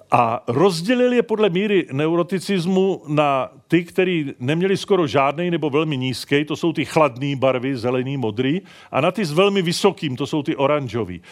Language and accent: Czech; Prague, Czechia; já jsem z Prahy